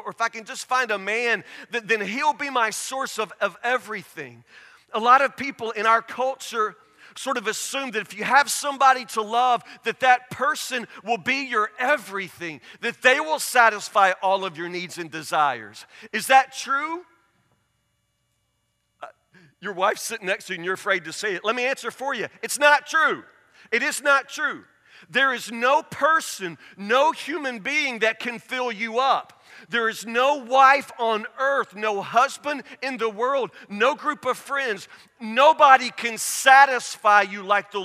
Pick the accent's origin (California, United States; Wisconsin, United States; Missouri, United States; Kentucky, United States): Kentucky, United States; Woodburn; I grew up in Woodburn. There's nothing here